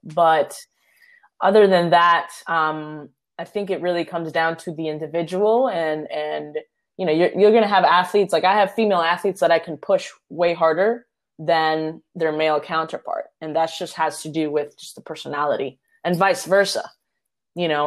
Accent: Puerto Rico; my hometown, Puerto Rico

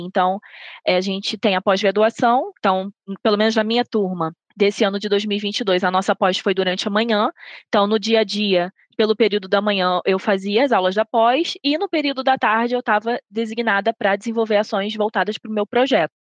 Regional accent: Rio de Janeiro, Brazil; moved away as an adult; now in Belo Horizonte, Brazil; Sou natural do Rio de Janeiro, mas eu me mudei para Belo Horizonte

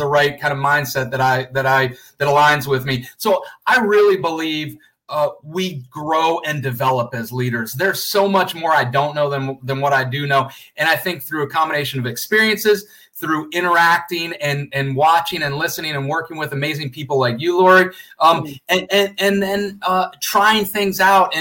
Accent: Gainesville, Florida, United States; moved away as an adult; also born or lived in Atlanta, Georgia / New York City / London; I grew up in Gainesville, Florida.

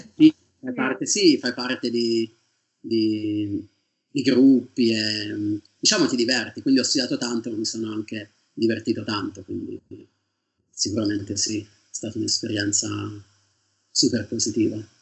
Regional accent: Sarteano, Tuscany, Italy; moved away as an adult; also born or lived in Perugia / Manchester; now in England; io vengo da Sartiano, che è un paese in provincia di Siena.

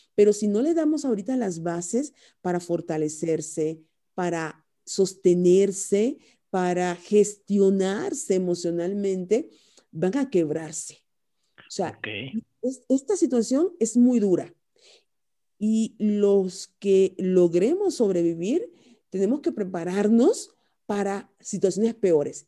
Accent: Cuba; moved away as an adult; also born or lived in Spain; now in Mexico; soy originaria de Cuba

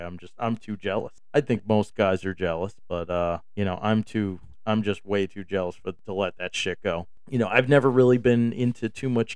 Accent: New York, United States; moved away; also born or lived in Texas; I came from New York

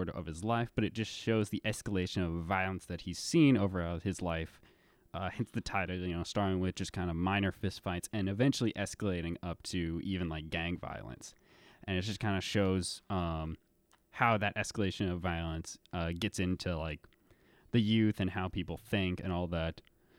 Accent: Louisville, Kentucky, United States; To me, my first image, I think of something that looks like downtown Louisville because that's where I grew up

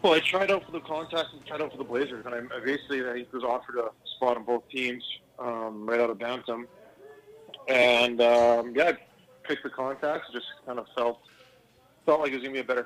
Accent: Saskatoon, Saskatchewan, Canada; growing up in Saskatoon was great

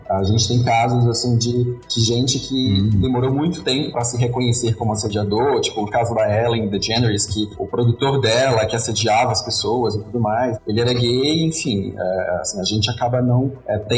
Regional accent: Northeast Region, Brazil; Eu, pelo menos, que venho do Nordeste, que lá é, o homem é muito machista

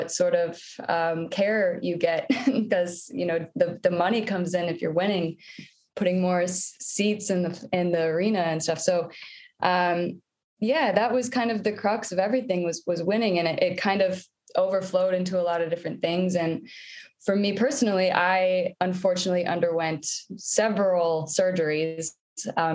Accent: Iowa, United States; moved away as an adult; now in Toronto, Canada; I grew up in Iowa, and it's a big basketball culture in the Midwest

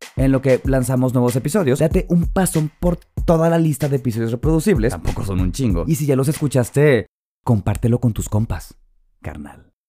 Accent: Mazatlán, Sinaloa, Mexico; soy de Mazatlán, Sinaloa.

